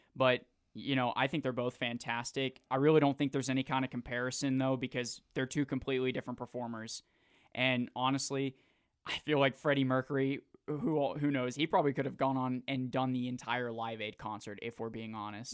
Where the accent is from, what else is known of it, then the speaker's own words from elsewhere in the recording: Jacksonville, Florida, United States; moved away; I'm from Jacksonville